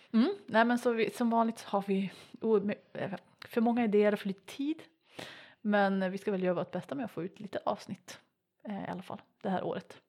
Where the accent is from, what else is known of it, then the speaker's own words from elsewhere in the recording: Piteå, Norrbotten County, Sweden; accent: Norrland dialect; jag kommer från Piteå, om det inte hörs